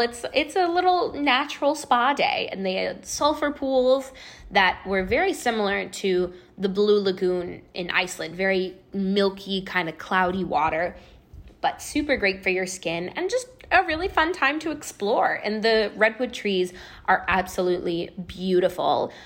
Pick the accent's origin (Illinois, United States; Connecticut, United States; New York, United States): Illinois, United States; Chicago; I was back home in Chicago, and I was working the front desk at a health club at the time when I was home from college on breaks